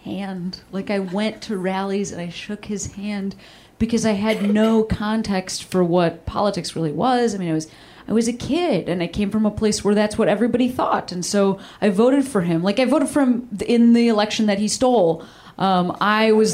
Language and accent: English; Chicago, Illinois, United States; I'm from Chicago